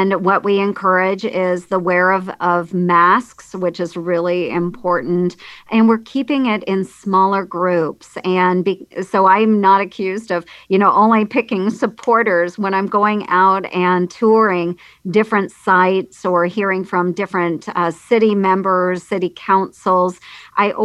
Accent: Red Oak, Iowa, United States; In Red Oak, my hometown

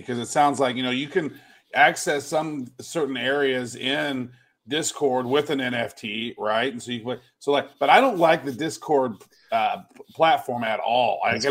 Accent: Kansas City, United States; moved away; I'm originally from Kansas City

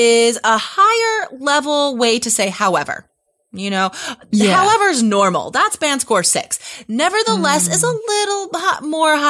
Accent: United States; I'm from the States

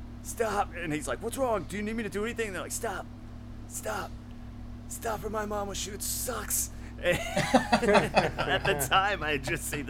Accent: the South, United States; when I was growing up in the South

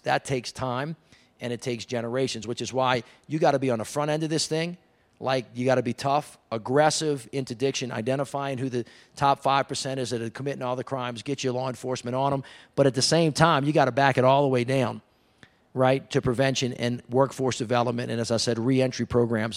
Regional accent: the South, United States; I'm from the South.

